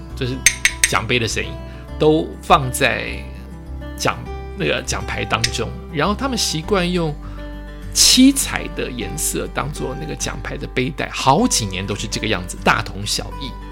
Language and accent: Chinese; Taiwan; 因为我是台湾人